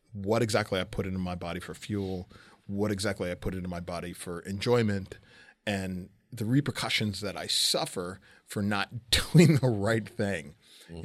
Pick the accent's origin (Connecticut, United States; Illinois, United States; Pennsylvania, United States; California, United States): California, United States; Southern; moved away; I'm originally from Southern California